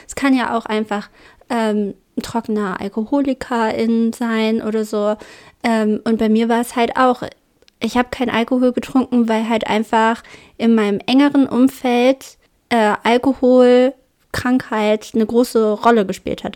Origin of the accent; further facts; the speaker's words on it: Braunschweig, Lower Saxony, Germany; accent: Braunschweiger Dialekt; Ich glaube, das ist mein Braunschweiger Dialekt. Das ist meine Braunschweiger Mundart.